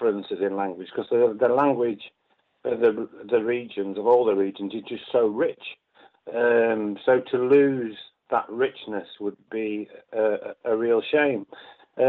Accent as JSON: {"language": "English", "town": "Wakefield", "region": "Yorkshire and the Humber", "country": "United Kingdom", "said": "I'm from Wakefield originally in West Yorkshire. So I was kind of looking at my relationship with the north, with Yorkshire, with the little pit village that I'm from."}